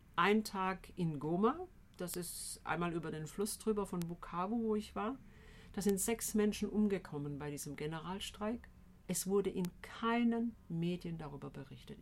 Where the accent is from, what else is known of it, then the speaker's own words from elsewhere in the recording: Tübingen, Baden-Württemberg, Germany; Ich komme ursprünglich hier aus Tübingen, bin hier mal in die Schule gegangen vor vielen Jahren